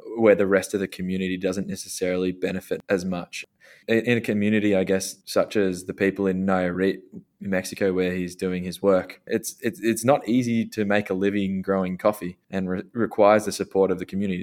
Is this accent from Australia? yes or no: yes; Australia; we're both Australian. We've got our Australian roots